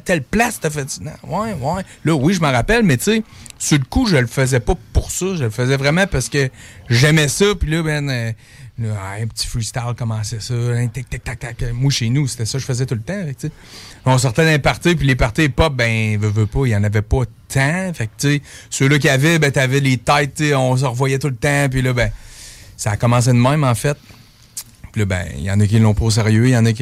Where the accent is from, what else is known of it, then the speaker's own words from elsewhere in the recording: Quebec City, Quebec, Canada; chez nous à Beauport